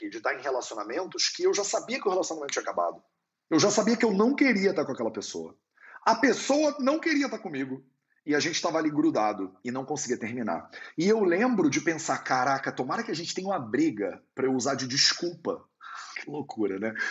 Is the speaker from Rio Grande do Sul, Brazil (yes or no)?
no; Barbacena, Minas Gerais, Brazil; que me lembra a minha avó lá em Minas Gerais, quando eu era criança pequena lá em Barbacena